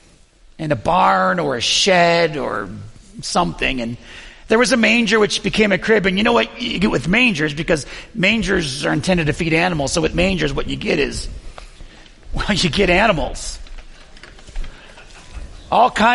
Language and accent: English; Buffalo, New York, United States; I'm from Buffalo, New York